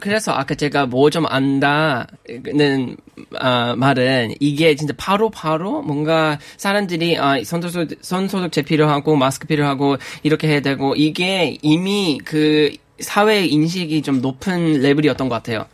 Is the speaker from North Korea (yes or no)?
no; Australia; Korean is a second language; moved away as an adult; now in South Korea